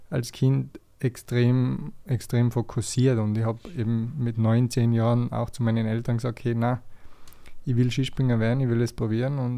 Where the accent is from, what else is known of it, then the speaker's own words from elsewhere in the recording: Tyrol, Austria; es hat natürlich als Tiroler so ein bisschen angefangen.